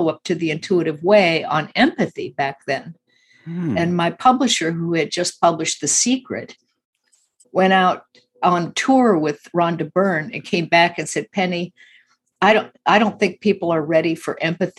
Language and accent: English; Midwest, United States; I grew up in the Midwest a lot